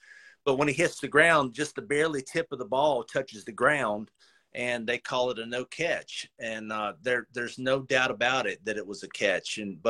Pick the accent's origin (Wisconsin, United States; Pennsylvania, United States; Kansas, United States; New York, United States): Pennsylvania, United States; Philadelphia; I'm from Philly